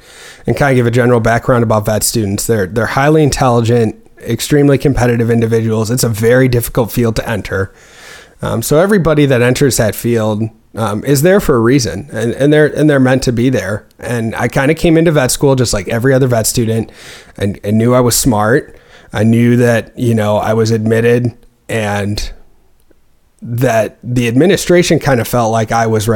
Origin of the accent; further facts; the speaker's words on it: Waunakee, Wisconsin, United States; moved away as an adult; also born or lived in Missouri; I'm originally from Wanakee, Wisconsin, which is just north of Madison, about 10 miles